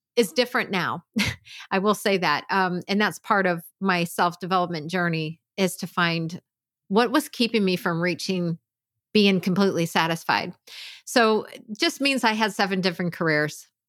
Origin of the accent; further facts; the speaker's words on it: Pennsylvania, United States; I grew up in Pennsylvania